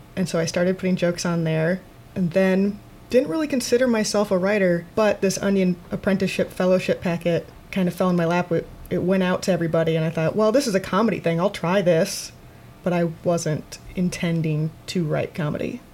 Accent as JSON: {"language": "English", "town": "Waterloo", "region": "Iowa", "country": "United States", "also_born_or_lived": "Chicago", "moved": "as an adult", "said": "I'm originally from Iowa. I'm from uh, Waterloo, Iowa, and I went to Iowa State University. And then after I graduated, I moved to Chicago to do comedy"}